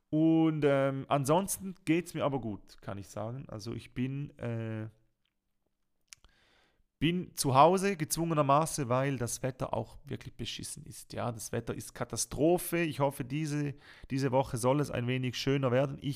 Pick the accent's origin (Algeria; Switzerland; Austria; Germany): Switzerland; Und das kennt man einfach als Schweizer, es tut mir leid, man kennt das nicht.